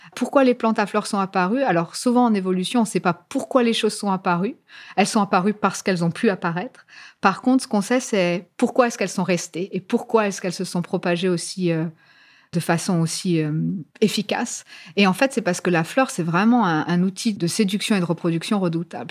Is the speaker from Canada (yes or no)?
no; France; moved away as an adult; now in Cambridge, United Kingdom; Je suis née en France. J'ai fait toutes mes études en France, incluant ma thèse en biologie végétale. Et euh, après ma thèse, en fait, je suis venue en Angleterre, à Cambridge.